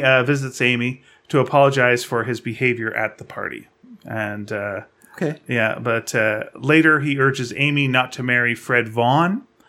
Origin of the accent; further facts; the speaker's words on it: Greenfield Park, Quebec, Canada; No, it was in Greenfield Park, Quebec.